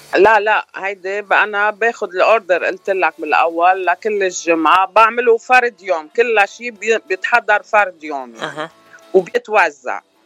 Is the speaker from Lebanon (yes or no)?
yes; Batroun, North Lebanon, Lebanon; moved away as an adult; now in Los Angeles, United States; انا من الشمال شمال لبنان من الباترون